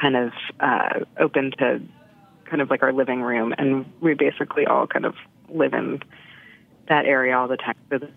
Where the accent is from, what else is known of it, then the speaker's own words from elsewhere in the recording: New York City, New York, United States; I grew up mostly in New York City and then moved to the suburbs when I was a little bit older.